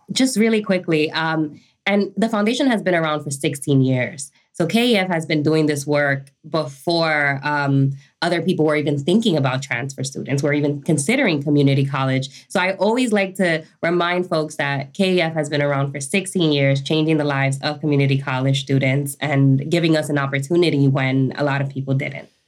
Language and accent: English; New York, United States; also born or lived in Dominican Republic; I was born in Dominican Republic, came to New York when I was five with my mom and my brother